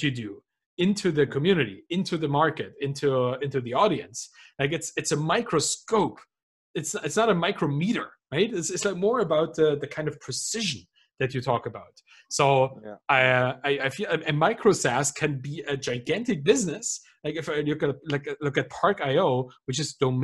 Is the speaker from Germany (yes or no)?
yes; Germany; I come from Germany. Like, we have 40,000 different beers in this country.